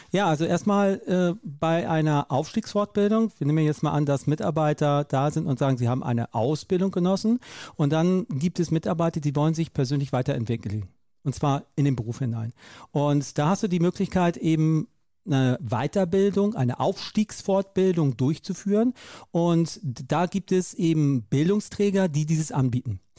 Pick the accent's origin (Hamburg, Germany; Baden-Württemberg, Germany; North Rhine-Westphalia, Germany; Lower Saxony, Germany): Hamburg, Germany; ich bin groß geworden in Hamburg